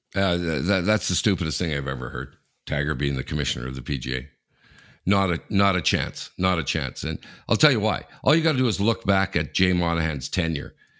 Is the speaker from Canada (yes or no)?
yes; Sudbury, Ontario, Canada; moved away; I'm from Sudbury